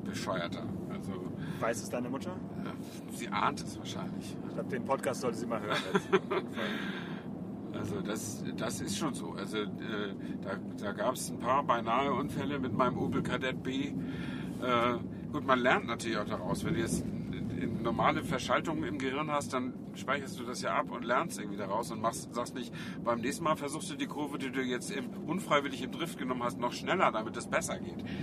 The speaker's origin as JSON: {"language": "German", "town": "Flensburg", "region": "Schleswig-Holstein", "country": "Germany", "tie": "born or raised there", "said": "ich stamme ja aus Flensburg äh, und in den, die Flensburger Förde war in meiner Jugend auch ein, zweimal zugefroren"}